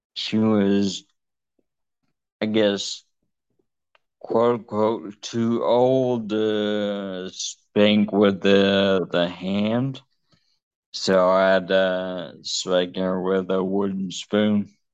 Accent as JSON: {"language": "English", "town": "Tallahassee", "region": "Florida", "country": "United States", "moved": "yes", "said": "I'm from Tallahassee, Florida, so up north"}